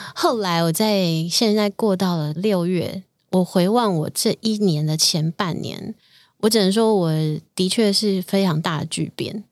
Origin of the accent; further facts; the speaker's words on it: Taiwan; 我们今天身为台湾人